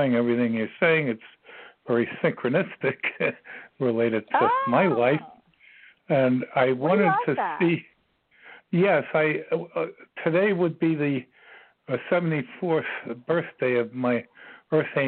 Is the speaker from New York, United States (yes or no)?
yes; New York City, New York, United States; I was born in New York City myself on September 22nd, 1944 at 3:40 a.m.